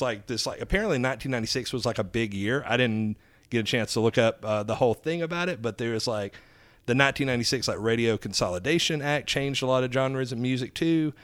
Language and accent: English; Alabama, United States; accent: southern; moved away; also born or lived in Florida; I grew up in Alabama, um, and then I lived in Florida for, like, a decade